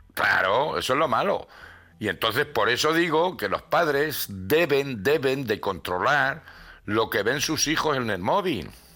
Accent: Granada, Andalusia, Spain; mi barrio no veas cómo estaba el Albaicín

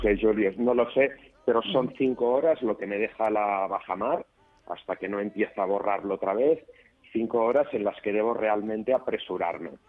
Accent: Barcelona, Catalonia, Spain

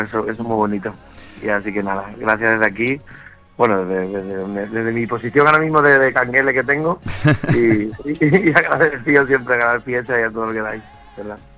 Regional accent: Andalusia, Spain; accent: Andalusian; mi acento

